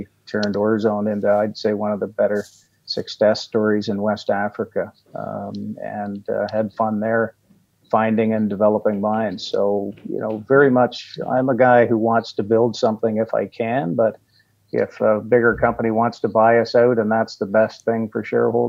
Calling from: Ottawa, Ontario, Canada; Joining you from Ottawa, Ontario, Canada.

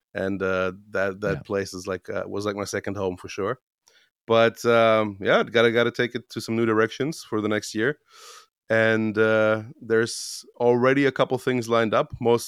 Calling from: Romania; English is a second language; Yeah, I'm in the living room of my mother's house, which is, actually our house in Romania.

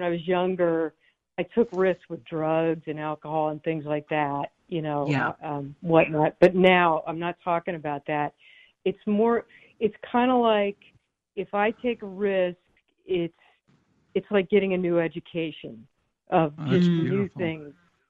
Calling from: Florida, United States; from Florida.

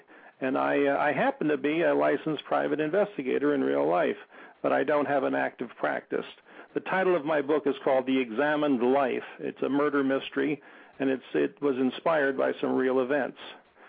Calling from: Apple Valley, California, United States; also born or lived in New York City; I'm calling you from Apple Valley, California. And it's a kick to talk to somebody in New York City where I worked for several years.

